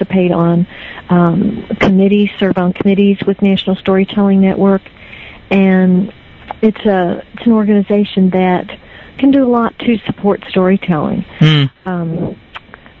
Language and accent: English; Meade County, Kentucky, United States; now in Frankfort, United States; I grew up in Meade County